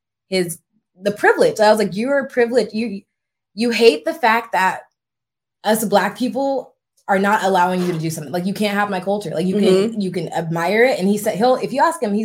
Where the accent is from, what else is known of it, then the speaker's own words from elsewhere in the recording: Compton, California, United States; moved away; I grew up in Compton, but obviously I don't have the mannerisms as a typical Black girl from Compton